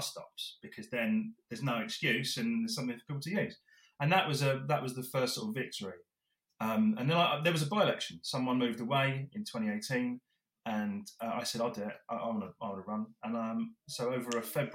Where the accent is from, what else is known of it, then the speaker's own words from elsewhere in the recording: Drift Bridge, near Epsom, South East England, United Kingdom; I grew up in Driftbridge, so just basically on the boundary of Epsom and Yeovil and Reigate and Banstead